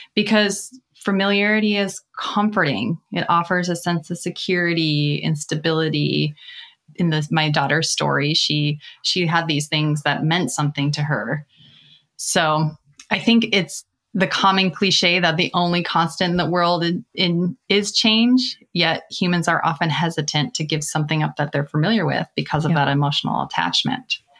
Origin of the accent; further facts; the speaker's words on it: Minnesota, United States; I began in my home state of Minnesota at a bank